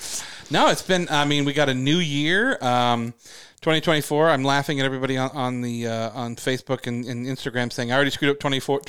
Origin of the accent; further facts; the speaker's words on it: United Kingdom; I mean, I'm a British guy.